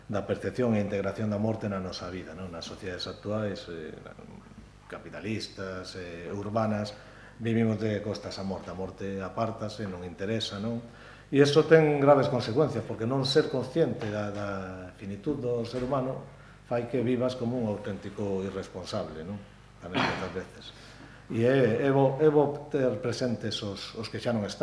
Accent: Galicia, Spain; Como galegos, isto vennos de vennos nos xens, non?

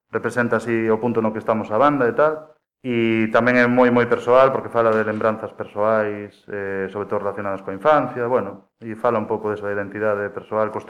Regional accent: Pontevedra, Galicia, Spain; Oriundo de, nacido Pontevedra.

